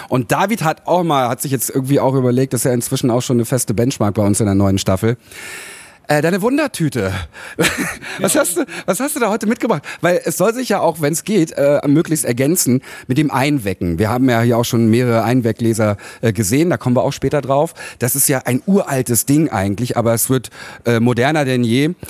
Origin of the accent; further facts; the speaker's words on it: Berlin, Germany; ich als Schöneberger, beziehungsweise gebürtiger Schöneberger.